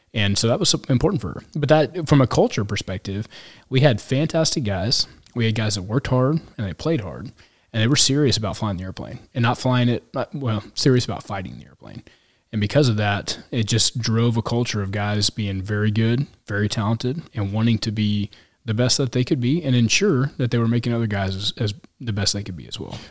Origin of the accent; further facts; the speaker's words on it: Kansas City, Missouri, United States; also born or lived in Lubbock, Texas; I grew up, uh, so I grew up in Kansas City